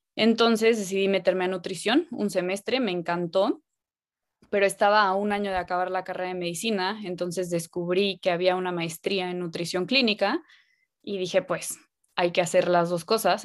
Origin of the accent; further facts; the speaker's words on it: Cancún, Quintana Roo, Mexico; nací en Cancún y siempre he estado muy cerca del mar